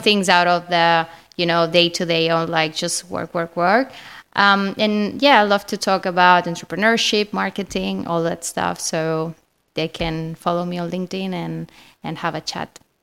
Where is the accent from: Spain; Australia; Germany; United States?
Spain; accent: Spanish; English is a second language; I'm Spanish, obviously. You can find, I mean, you can clearly know this because of my accent.